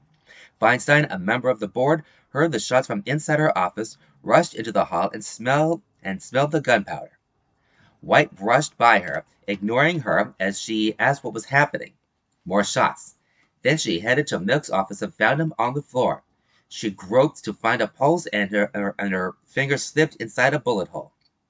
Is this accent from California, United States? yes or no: yes; California, United States; I was one of them. I was a high school sophomore at the time, growing up in the Bay Area.